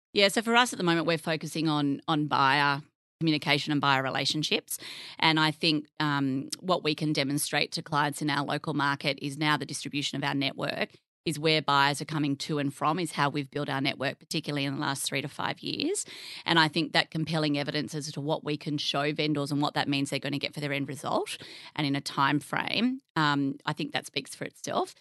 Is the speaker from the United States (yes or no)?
no; Narrabri, New South Wales, Australia; moved away as an adult; also born or lived in Tamworth / Sydney; I grew up in the country. Um, I'm from Narrabri.